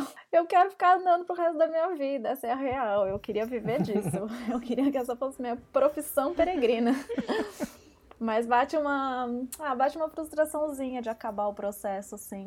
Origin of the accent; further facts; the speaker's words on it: São Paulo, Brazil; eu sou de São Paulo